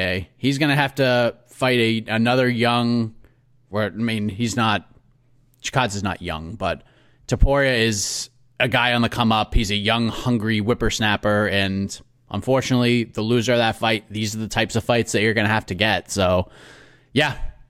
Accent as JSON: {"language": "English", "town": "Boston", "region": "Massachusetts", "country": "United States", "accent": "Boston", "said": "I'm from Boston, so the accent kind of pops out when I get all upset."}